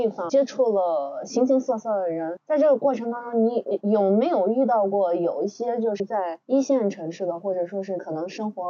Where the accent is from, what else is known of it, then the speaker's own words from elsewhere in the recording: Ningxia, China; 作为宁夏人